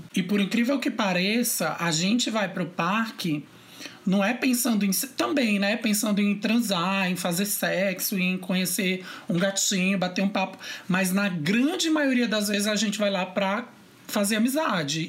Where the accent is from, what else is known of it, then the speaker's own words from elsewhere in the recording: Teresina, Piauí, Brazil; moved away as an adult; now in Brasília, Brazil; eu vim de uma cidade que não era grande, mas não era tão grande assim, de Teresina